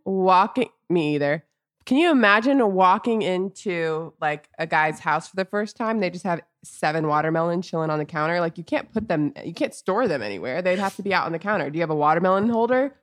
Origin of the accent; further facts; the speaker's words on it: Orlando, Florida, United States; moved away as an adult; also born or lived in Los Angeles; growing up in Orlando and then spending a lot of my adult life in L A.